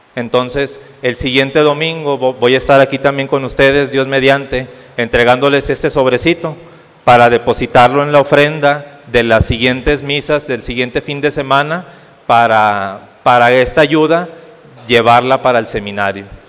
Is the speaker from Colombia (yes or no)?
no; Ciudad Madero, Tamaulipas, Mexico; moved away as an adult; now in Saltillo, Mexico; soy originario de Ciudad Madero, Tamaulipas, y estoy para la diócesis de aquí de Saltillo